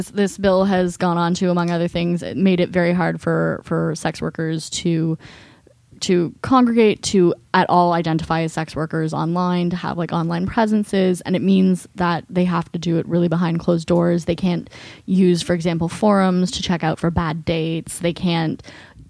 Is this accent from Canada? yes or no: yes; Toronto, Ontario, Canada; I'm from Toronto